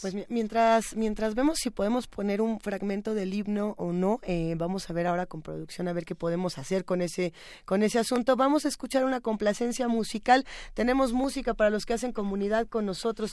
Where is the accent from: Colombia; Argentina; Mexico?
Mexico; yo siendo mexicana, viviendo en esta ciudad